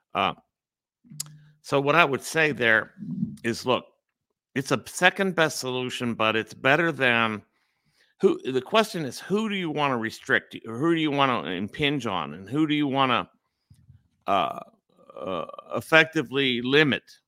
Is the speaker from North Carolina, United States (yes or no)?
no; Pittsburgh, Pennsylvania, United States; I'm in Pittsburgh. This is my hometown where I grew up